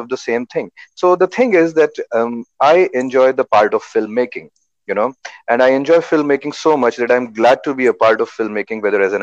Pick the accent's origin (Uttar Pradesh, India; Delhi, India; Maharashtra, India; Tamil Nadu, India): Uttar Pradesh, India; I was born in Uttar Pradesh, and my family, everyone was like, in government jobs